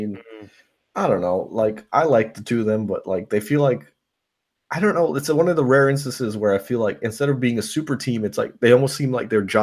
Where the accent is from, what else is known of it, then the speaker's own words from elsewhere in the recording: New York, United States; now in Tampa, United States; where I was born in New York